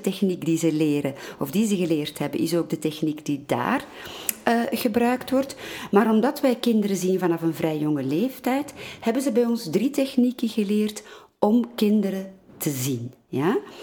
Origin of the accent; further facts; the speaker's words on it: Antwerp, Flanders, Belgium; first language Dutch; Ik groeide op in Antwerpen als kind. Ik leerde Nederlands